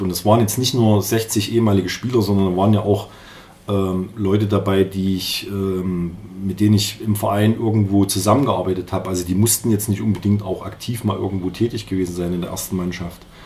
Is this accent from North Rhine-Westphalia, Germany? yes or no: no; Jena, Thuringia, Germany; also born or lived in Erfurt; ich bin in Jena geboren